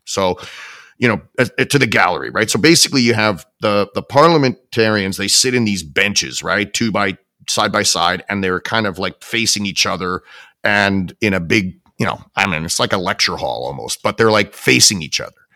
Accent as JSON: {"language": "English", "country": "Canada", "said": "as a Canadian, right, as a Canadian taxpayer and somebody who relies on my government"}